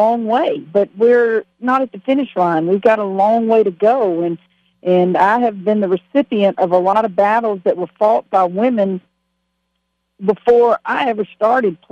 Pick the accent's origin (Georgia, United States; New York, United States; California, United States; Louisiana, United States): Louisiana, United States; moved away as an adult; also born or lived in Waco, Texas; It's my home state.